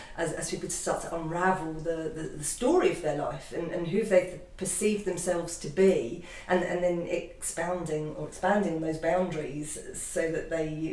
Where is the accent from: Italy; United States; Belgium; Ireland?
Ireland; I'm Irish anyway, so storytelling is in my blood.